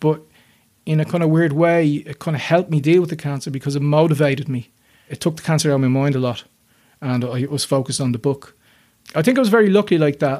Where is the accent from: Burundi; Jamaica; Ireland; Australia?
Ireland; Dublin, Leinster; I grew up in North North Dublin, close enough to the city